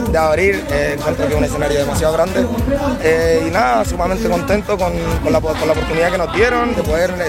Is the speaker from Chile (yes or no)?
yes; Talca, Maule, Chile; siendo el único chileno dentro.